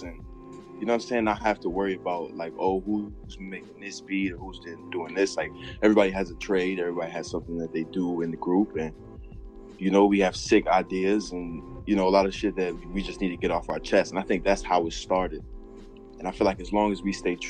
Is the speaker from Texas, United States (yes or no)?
no; Virginia, United States; I'm from Virginia.